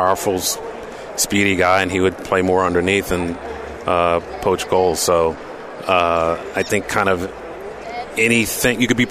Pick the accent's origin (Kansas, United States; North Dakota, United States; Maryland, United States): Maryland, United States; Columbia; where I grew up playing soccer in Columbia, Maryland